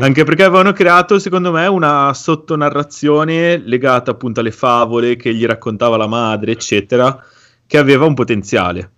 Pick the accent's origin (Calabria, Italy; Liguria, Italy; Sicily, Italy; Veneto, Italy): Liguria, Italy; sono ligure